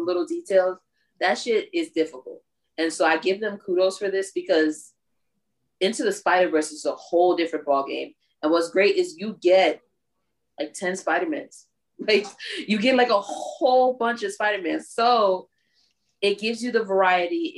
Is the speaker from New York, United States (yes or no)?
yes; New York, United States; moved away; Originally, I'm from New York